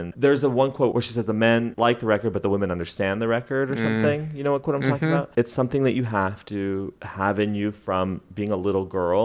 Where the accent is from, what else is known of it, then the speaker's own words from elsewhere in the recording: New Mexico, United States; where I come from in New Mexico